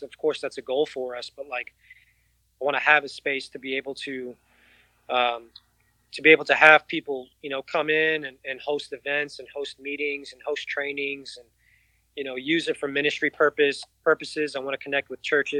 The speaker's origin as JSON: {"language": "English", "town": "New York City", "region": "New York", "country": "United States", "tie": "born or raised there", "moved": "yes", "lives_now": "Austin, United States", "said": "I grew up in New York City."}